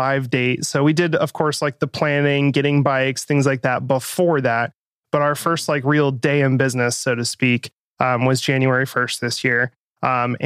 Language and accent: English; Reno, Nevada, United States; now in Bentonville, United States; I grew up in Reno, Nevada